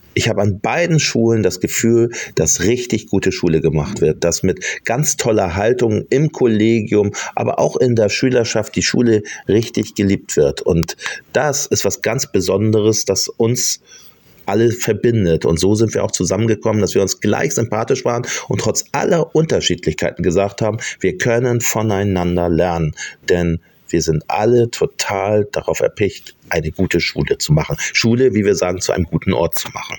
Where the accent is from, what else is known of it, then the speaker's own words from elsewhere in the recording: Hamburg, Germany; als Hamburger